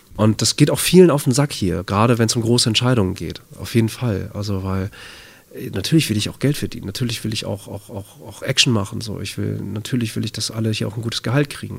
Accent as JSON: {"language": "German", "town": "Bad Oeynhausen", "region": "North Rhine-Westphalia", "country": "Germany", "tie": "born or raised there", "said": "in Bad Oeynhausen. Kleiner Kurort, äh, nördliches Nordrhein-Westfalen. Das ist meine Heimat, da bin ich aufgewachsen"}